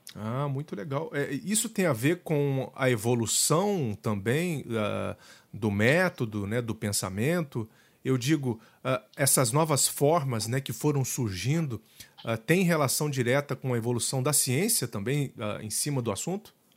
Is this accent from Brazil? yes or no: yes; Brazil; essa região aqui da Serra da Mantiqueira, de onde eu vim